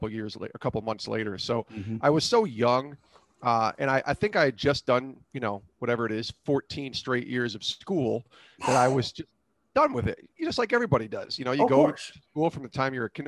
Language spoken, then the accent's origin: English; Albany, New York, United States; moved away as an adult; I grew up in Albany, New York, which is the capital of New York State